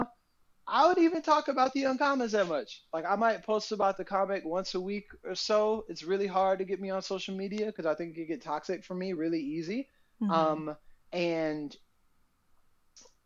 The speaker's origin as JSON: {"language": "English", "town": "Atlanta", "region": "Georgia", "country": "United States", "moved": "yes", "said": "I'm from Atlanta"}